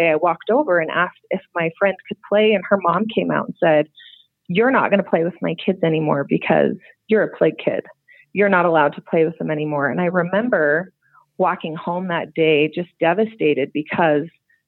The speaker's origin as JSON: {"language": "English", "town": "West Jordan", "region": "Utah", "country": "United States", "tie": "born or raised there", "said": "I grew up in West Jordan my whole life."}